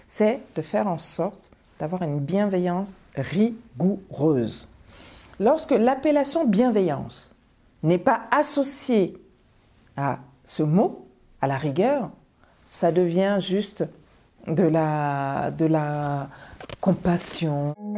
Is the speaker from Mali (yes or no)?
yes; Bamako, Mali; moved away as an adult; also born or lived in Paris, France; now in France; je viens de Bamako, je viens du lycée Askia